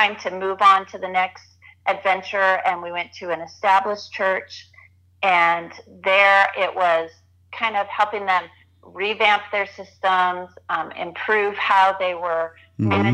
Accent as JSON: {"language": "English", "region": "Southern California", "country": "United States", "tie": "born or raised there", "also_born_or_lived": "northern Arizona", "moved": "as an adult", "lives_now": "Arizona, United States", "said": "I grew up in Southern California"}